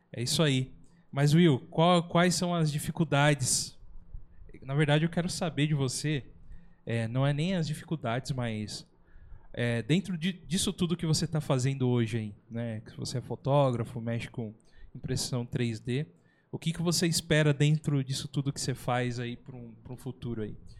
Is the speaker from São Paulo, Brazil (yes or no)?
yes; São José dos Campos, São Paulo, Brazil; A gente é um podcast aqui da, do Vale do Paraíba, nós somos de São José dos Campos